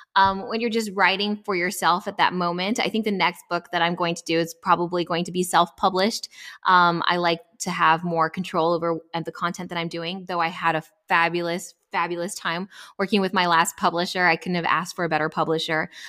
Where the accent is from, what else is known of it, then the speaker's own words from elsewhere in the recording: El Paso, Texas, United States; moved away as an adult; also born or lived in Atlanta, Georgia; I grew up born and raised in El Paso, Texas